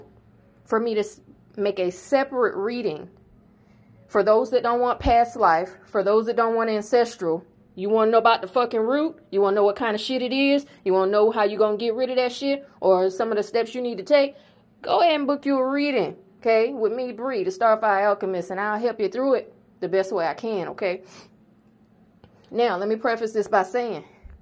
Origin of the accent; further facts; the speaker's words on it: South Carolina, United States; I'm born and bred in South Carolina